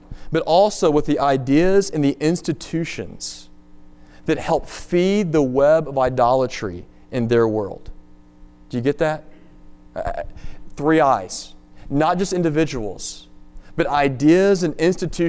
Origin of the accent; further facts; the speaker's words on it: Tennessee, United States; my home state of Tennessee